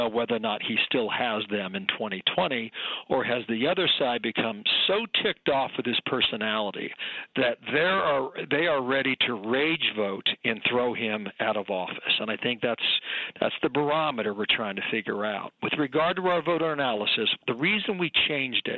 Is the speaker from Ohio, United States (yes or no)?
yes; Ohio, United States; I grew up in Ohio